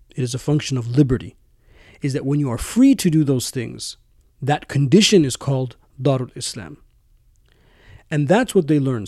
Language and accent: English; United States; my home country, the United States